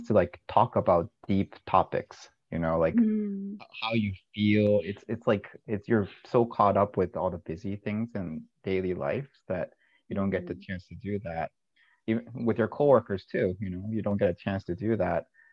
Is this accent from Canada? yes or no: no; Japan; now in Buena Park, United States; when I was growing up in Japan